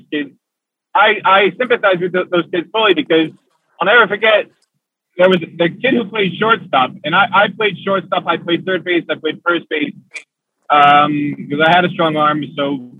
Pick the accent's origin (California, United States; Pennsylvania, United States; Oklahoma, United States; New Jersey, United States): New Jersey, United States; Kinnelon; I grew up in Kinnelon, New Jersey